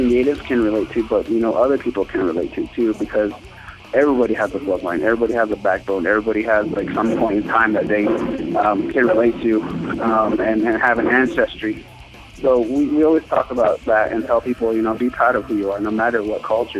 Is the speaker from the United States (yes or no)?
yes; United States; We're from the Navajo Nation